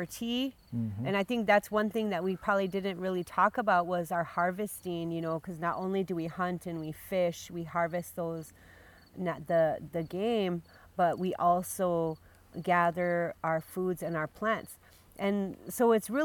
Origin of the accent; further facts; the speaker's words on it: Big Coulee district, Lake Traverse Reservation, South Dakota, United States; I'm from Bakuli here